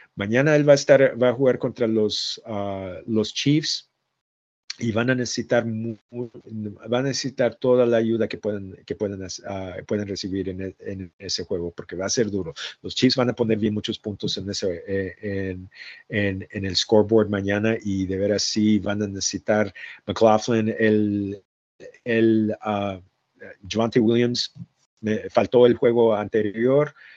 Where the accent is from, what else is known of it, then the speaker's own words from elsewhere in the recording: Jalisco, Mexico; moved away; siempre se nos escapa un poquito de español porque yo soy de Jalisco